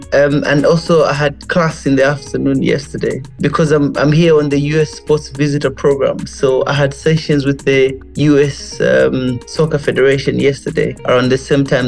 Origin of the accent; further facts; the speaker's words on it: Lusaka, Lusaka Province, Zambia; also born or lived in United Kingdom; So I grew up in Kalingalinga compound near Mass Media in Lusaka.